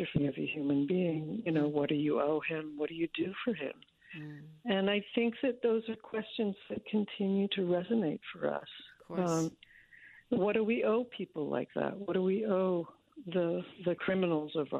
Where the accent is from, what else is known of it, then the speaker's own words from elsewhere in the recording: Washington, District of Columbia, United States; I grew up mostly in Washington, D.C.